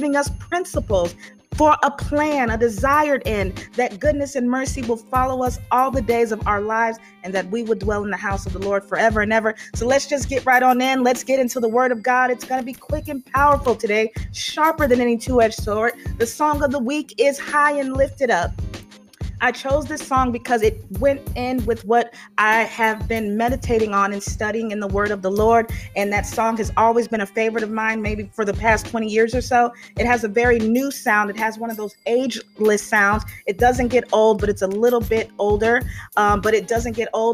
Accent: Chicago area, Illinois, United States; moved away; my hometown area around Hanover Park, Illinois, Chicago, Illinois, Elgin, Illinois

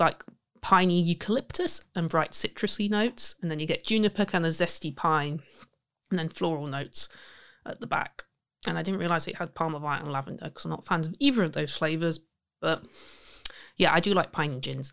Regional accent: Leicester, East Midlands, United Kingdom; my hometown of Leicester.

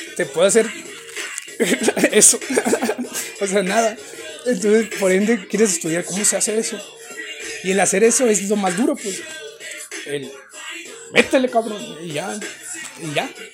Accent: Mexicali, Baja California, Mexico; soy de Mexicali

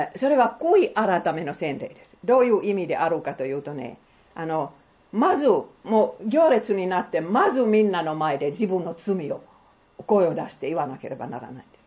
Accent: Finland; Japanese is a second language; also born or lived in Bangladesh; now in Japan; 私はフィンランドで生まれた

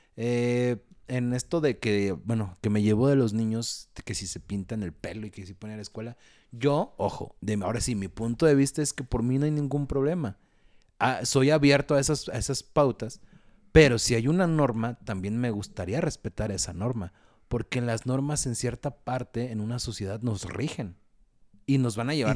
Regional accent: Mexico; Los mexicanos no sabemos decir que no

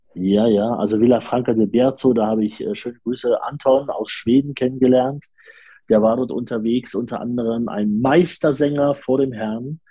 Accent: Leipzig, Saxony, Germany; ich bin auch aus Leipzig.

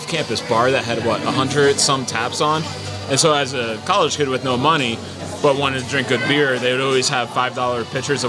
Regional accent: Allentown, Pennsylvania, United States; I'm from Allentown.

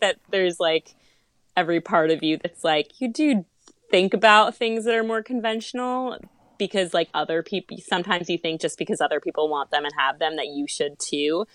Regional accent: Massachusetts, United States; moved away as an adult; also born or lived in Charleston; I moved home back to Massachusetts from Charleston

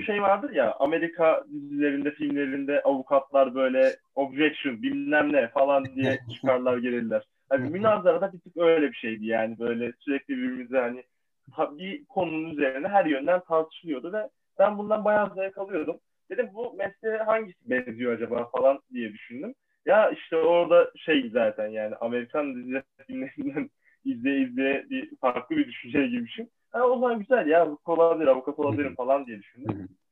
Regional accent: İzmir, Turkey; moved away as an adult; also born or lived in Istanbul; Ben de e, İzmir'denim

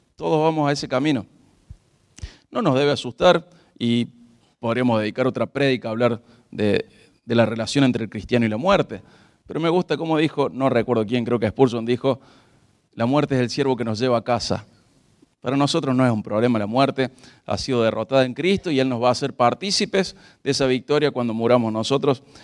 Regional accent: Argentina; nosotros como argentinos

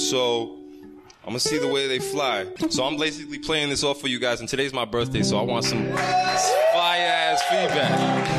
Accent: Long Island, New York, United States; I'm from Long Island. So yeah, it's still New York.

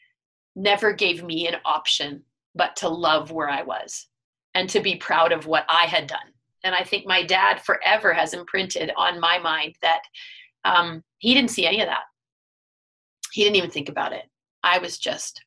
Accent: Steinbach, Manitoba, Canada; I was still from Steinbeck

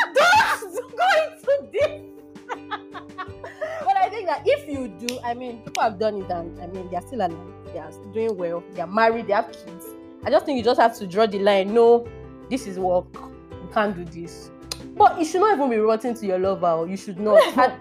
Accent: Nigeria; But as a Nigerian boss lady, you have to handle those things.

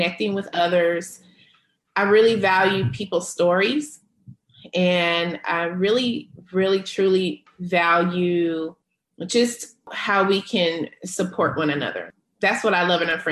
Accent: Charlotte, North Carolina, United States; now in California, United States; North Carolina, my hometown

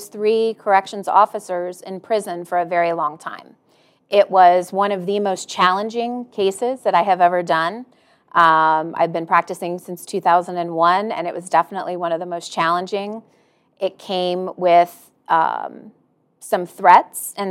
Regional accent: Tampa, Florida, United States; moved away as an adult; now in Jacksonville, United States; I'm originally, from third grade on, I'm from Tampa. Grew up there until I left to go to Florida State.

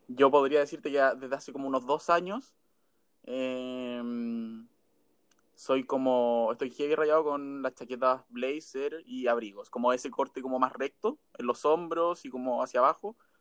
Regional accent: Pomaire, Santiago Metropolitan Region, Chile; Soy de Pomaire y Santiago. Ahora más de Pomaire, en verdad, porque ya hace cuatro años vivía en Santiago, pero me devolví por coronavirus.

